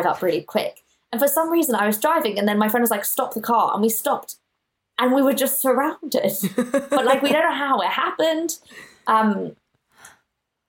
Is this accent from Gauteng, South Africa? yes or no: yes; Johannesburg, Gauteng, South Africa; now in United Kingdom; where I grew up was in Johannesburg, and it was in an area called Sandton